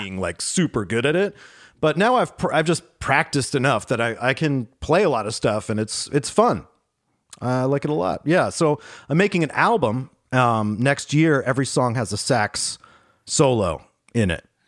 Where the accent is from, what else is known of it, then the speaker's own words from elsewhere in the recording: Pittsburgh, Pennsylvania, United States; moved away; I grew up in Pittsburgh